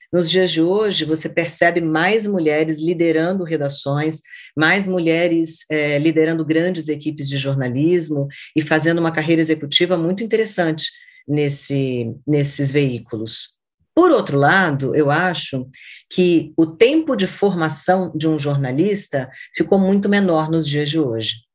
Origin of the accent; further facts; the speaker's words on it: Brasília, Federal District, Brazil; da minha cidade natal, que é Brasília. Eu nasci quando Brasília ainda era uma promessa de cidade